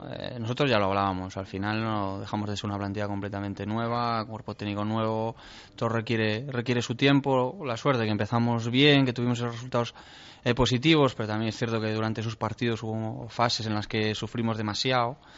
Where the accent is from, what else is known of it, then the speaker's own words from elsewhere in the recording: Ferrol, Galicia, Spain; moved away; Sí, yo soy de Ferrol, Ferrol. Lo que pasa que sí que es cierto que muchas veces me, dicen que soy también de, Narón. algunos sitios me dicen soy de Narón, otros de Ferrol